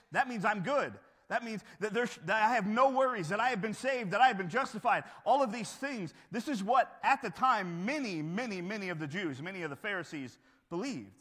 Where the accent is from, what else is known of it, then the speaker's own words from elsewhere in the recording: United States; growing up in America